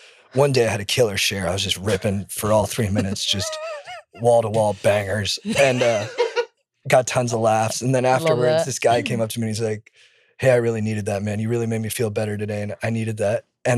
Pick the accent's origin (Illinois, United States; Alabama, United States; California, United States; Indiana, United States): California, United States; I'm from Orange County.